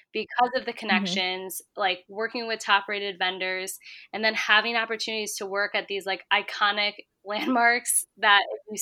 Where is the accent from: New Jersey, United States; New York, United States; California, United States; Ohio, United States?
New York, United States; Syracuse; moved away as an adult; now in New York City, United States; I'm from the Syracuse area